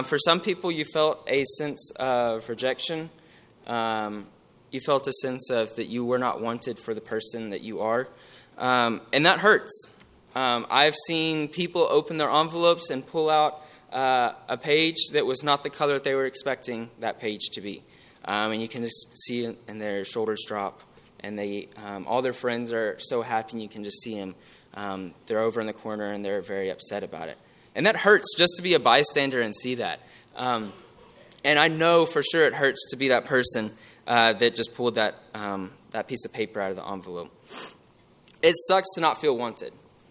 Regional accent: Houston, Texas, United States; moved away as an adult; I'm originally from the Houston area.

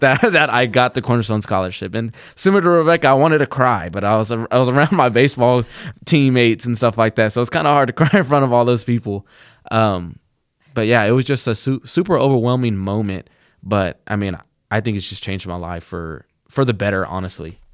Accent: Plainview, Texas, United States; I'm from Plainview, Texas

